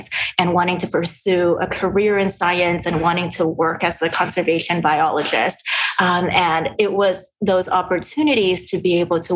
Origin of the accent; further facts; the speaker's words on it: Los Angeles, California, United States; now in Seattle, United States; I grew up in the Los Angeles area